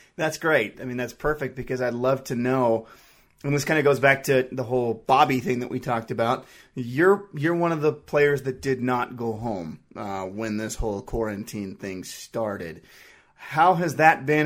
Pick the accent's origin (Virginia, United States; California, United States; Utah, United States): Utah, United States; I'm from Utah